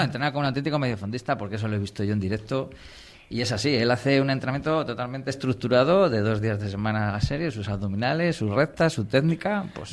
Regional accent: Valladolid, Castile and León, Spain; yo soy de Valladolid

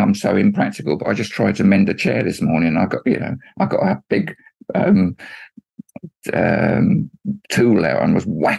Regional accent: Luton, East of England, United Kingdom; also born or lived in London; I was born in London, of course I was, yeah. And then Angela came along and there just wasn't room. Mm. And so they moved to Luton where there was room.

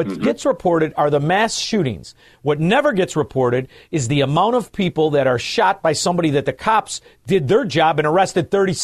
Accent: Chicago, Illinois, United States; I'm from Chicago

